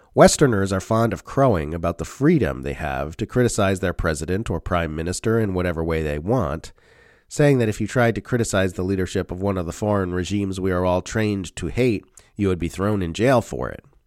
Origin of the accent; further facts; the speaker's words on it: Australia; As an Australian, I know I live in a member state of the U S centralized empire